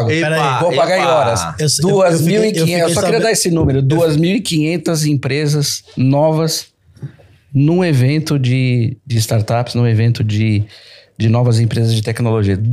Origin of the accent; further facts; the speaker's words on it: São Paulo, Brazil; also born or lived in Rio de Janeiro / Recife / Salvador; eu sou de São Paulo, morei em outros, morei no Rio, morei em Recife e morei em Salvador.